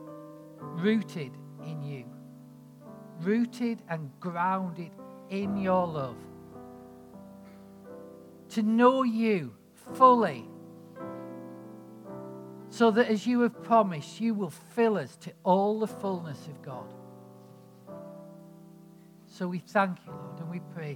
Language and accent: English; United Kingdom; accent: northern; I'm sort of like this northern idiot